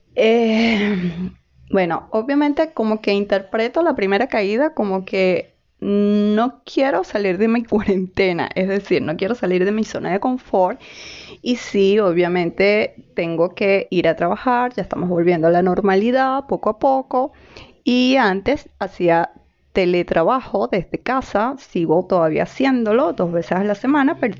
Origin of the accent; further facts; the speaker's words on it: Venezuela; moved away as an adult; now in Chile; ya saben que soy venezolana, em, y tengo muchas especialidades, psiquiatra, etcétera, etcétera, etcétera, pero aquí en Chile soy una migrante más